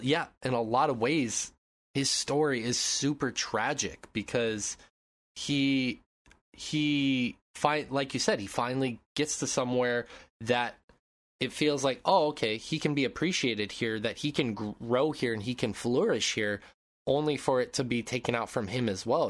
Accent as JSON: {"language": "English", "region": "Montana", "country": "United States", "tie": "born or raised there", "moved": "yes", "said": "growing up in Montana"}